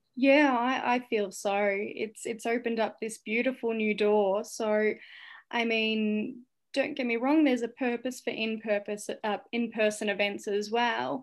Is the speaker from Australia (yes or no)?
yes; St Albans, Victoria, Australia; also born or lived in Cambodia; my hometown of Saint Albans